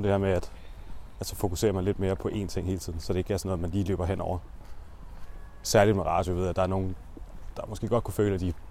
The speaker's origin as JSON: {"language": "Danish", "town": "Næstved", "region": "Zealand", "country": "Denmark", "said": "Nej, jeg er ikke grown for Odense, desværre. Nå. Jeg kommer fra Næstved"}